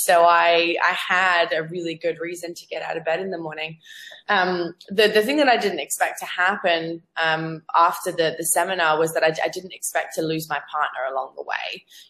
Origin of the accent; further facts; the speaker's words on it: Zambia; accent: Australian; moved away; also born or lived in Australia; I'm actually from Africa. I'm from Zambia originally, but I've lived in Australia for the last 8 years before I came here, which is why I have an Aussie accent.